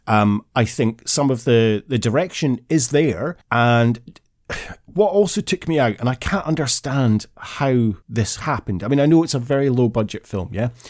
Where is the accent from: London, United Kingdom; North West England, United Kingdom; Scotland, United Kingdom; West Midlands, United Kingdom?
Scotland, United Kingdom; as a Scotsman